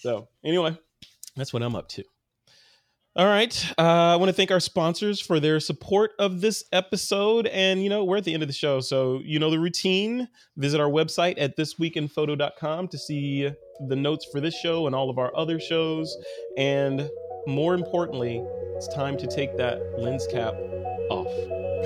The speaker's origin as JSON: {"language": "English", "town": "Chicago", "region": "Illinois", "country": "United States", "moved": "yes", "said": "I'm actually from Chicago"}